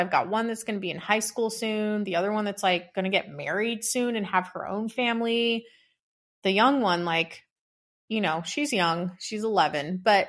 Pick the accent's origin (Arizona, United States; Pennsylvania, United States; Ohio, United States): Arizona, United States; Yeah, I was born and raised here in Arizona.